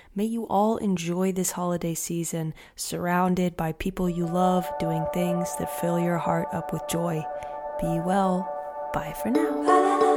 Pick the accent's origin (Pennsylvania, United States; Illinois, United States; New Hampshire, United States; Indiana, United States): Indiana, United States; Madison; moved away as an adult; now in Rogersville, United States; I was raised in Madison, Indiana, which is a sweet little small town